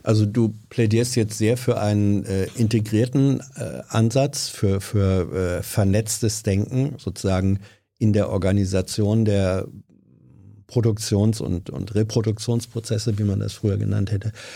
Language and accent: German; Lower Saxony, Germany; ich komme aus Niedersachsen